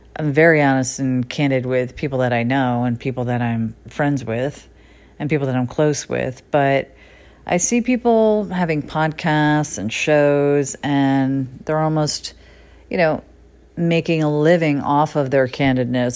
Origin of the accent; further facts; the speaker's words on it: Connecticut, United States; now in Los Angeles, United States; I left the little town that I grew up in Connecticut